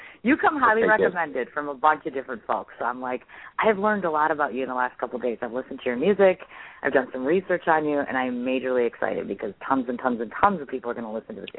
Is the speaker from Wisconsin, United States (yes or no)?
yes; Milwaukee, Wisconsin, United States; because, of course, I'm from Milwaukee, Wisconsin.